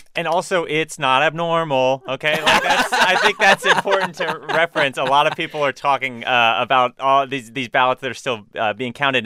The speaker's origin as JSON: {"language": "English", "town": "St. Petersburg", "region": "Florida", "country": "United States", "said": "I'm from Saint Petersburg, Florida"}